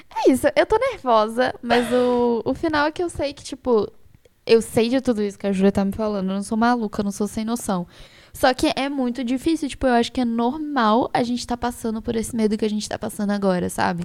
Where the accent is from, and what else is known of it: Brazil; accent: mineroca (Minas Gerais/Rio mix); now in São Paulo, Brazil